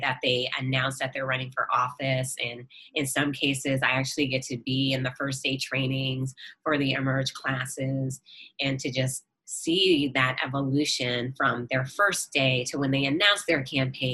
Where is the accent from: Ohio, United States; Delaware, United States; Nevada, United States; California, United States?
Nevada, United States; moved away as an adult; also born or lived in Virginia; I come from Nevada